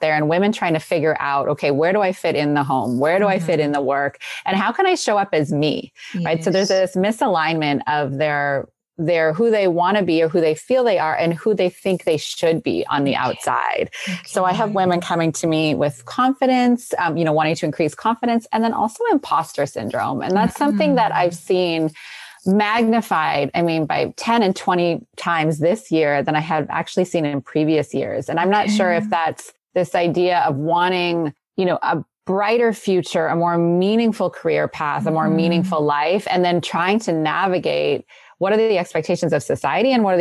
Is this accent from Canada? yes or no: yes; Canada; now in California, United States; I'm originally from Canada